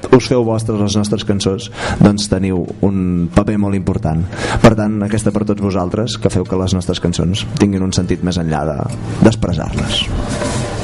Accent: Manresa, Catalonia, Spain; moved away as an adult; also born or lived in Barcelona; now in Girona, Spain; nosaltres som de Manresa, del Bages, eh, i d'alguna manera el lloc on hem crescut, on hem viscut els primers anys de la vida

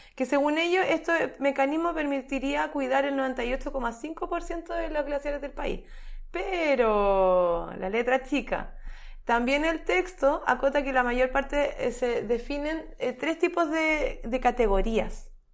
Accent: Chile; nosotros somos el país de Latinoamérica

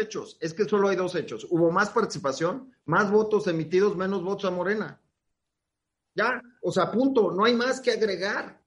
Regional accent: Mexico City, Mexico; soy de Benito Juárez y hay un cierto orgullo

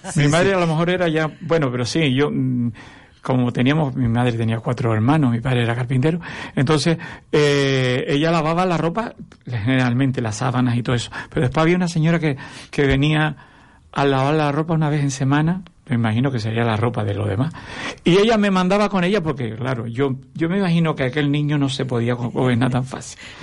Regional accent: Tamaraceite, Canary Islands, Spain; moved away as an adult; now in Arucas, Spain; Yo vivo en Arucas hace 30 años, pero yo soy de Tamaraceite.

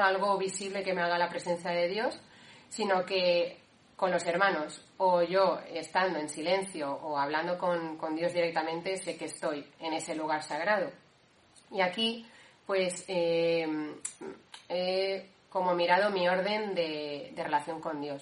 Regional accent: Valencia, Valencian Community, Spain; moved away as an adult; now in Cantabria, Spain; soy de Valencia, eh, bueno, del núcleo de Valencia

